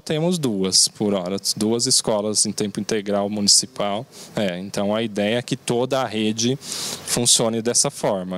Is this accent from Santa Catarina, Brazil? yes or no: no; Mogi das Cruzes, São Paulo, Brazil; Apesar de eu ser nascido e criado na cidade, eu já conheço muito a cidade